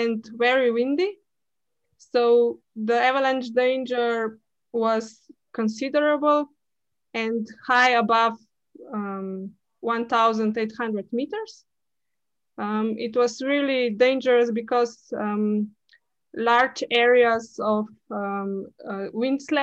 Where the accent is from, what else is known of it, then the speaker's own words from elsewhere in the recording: Tržič, Upper Carniola, Slovenia; I'm from Slovenia, from Tržič